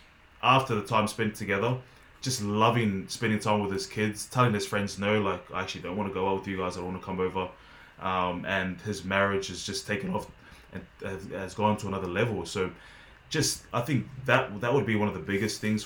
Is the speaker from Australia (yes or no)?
yes; Australia; moved away as an adult; also born or lived in Montpellier, France; I'm from Australia. I'm Australian.